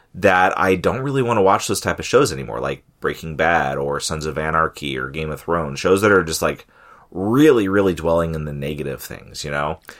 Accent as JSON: {"language": "English", "region": "California", "country": "United States", "tie": "born or raised there", "moved": "yes", "said": "growing up in California"}